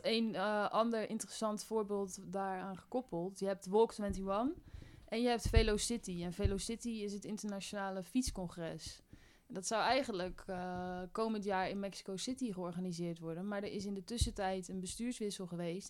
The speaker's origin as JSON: {"language": "Dutch", "town": "Spijkenisse", "region": "South Holland", "country": "Netherlands", "tie": "born or raised there", "moved": "as an adult", "lives_now": "Utrecht, Netherlands", "said": "En ik kom oorspronkelijk uit Spijkenisse."}